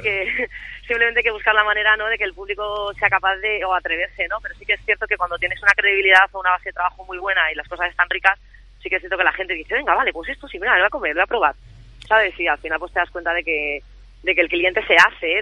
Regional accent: Madrid, Community of Madrid, Spain; somos las dos madrileñas

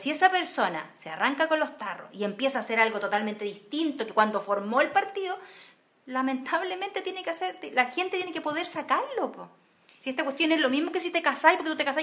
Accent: Chile; Yo creo que somos egoístas los chilenos.

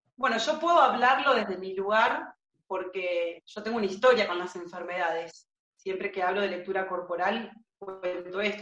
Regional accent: Marcos Paz, Buenos Aires Province, Argentina; acá, en mi pueblo, en Marcos Paz, que queda en la provincia de Buenos Aires. Es un pueblo de 40.000 habitantes donde yo nací.

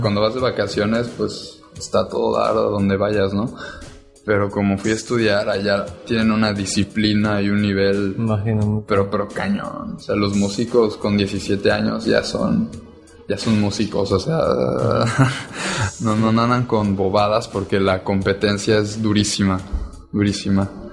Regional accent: Cancún, Quintana Roo, Mexico; moved away as an adult; now in Cuba; Yo nací aquí en Cancún, pero me fui hace un par de meses

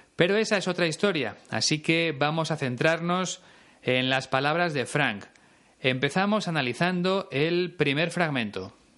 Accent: Spain; se usa bastante en mi país

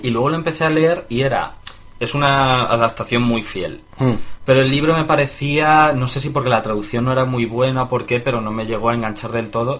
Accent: Mérida, Extremadura, Spain; also born or lived in Galicia; yo de niño vivía en Mérida

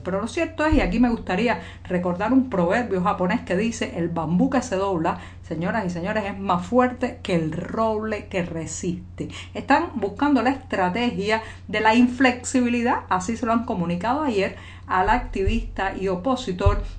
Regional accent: Cuba; cubana, periodista, ciudadana

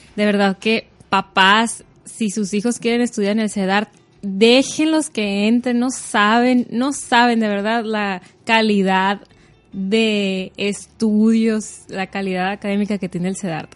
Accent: Hermosillo, Sonora, Mexico; nací aquí en Hermosillo

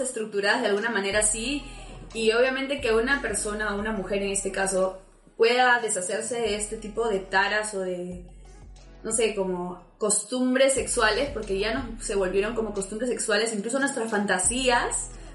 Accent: Peru; nosotros somos de Perú

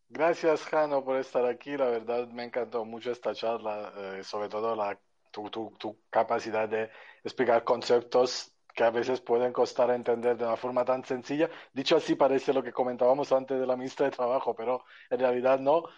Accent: Naples, Campania, Italy; now in Spain; soy de Italia, de Nápoles

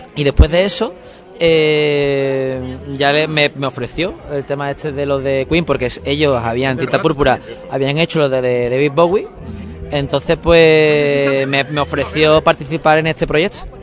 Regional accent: Seville, Andalusia, Spain; moved away as an adult; also born or lived in Málaga; soy de Sevilla, pero durante seis meses viví en Málaga

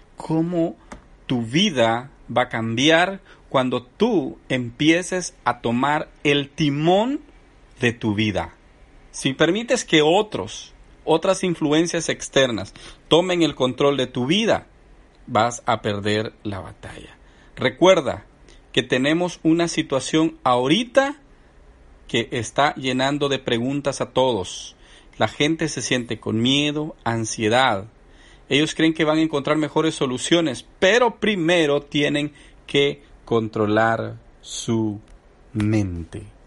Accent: El Salvador; a mi gente del Salvador, bueno, somos el pulgarcito de América también

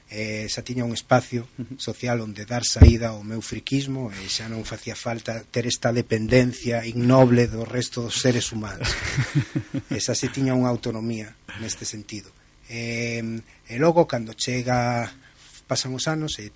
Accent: Barcelona, Catalonia, Spain; Eu son galego de Barcelona

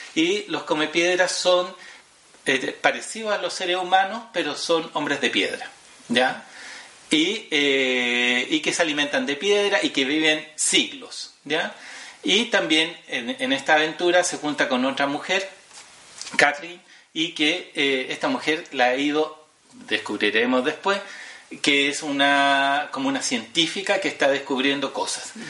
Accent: Chile; Nosotros como chilenos

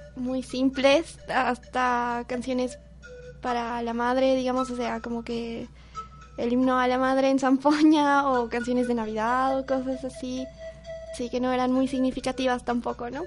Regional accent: Potosí, Bolivia; yo nací en Potosí, pero no vivo en Potosí, pero sí a dos horas de Potosí

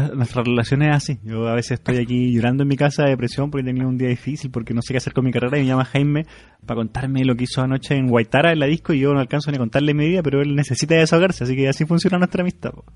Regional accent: Chile; moved away; vengo desde Chile

